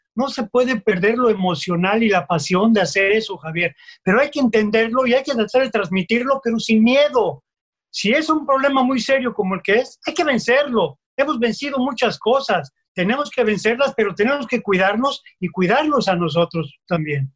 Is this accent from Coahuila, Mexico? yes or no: no; Mexico City, Mexico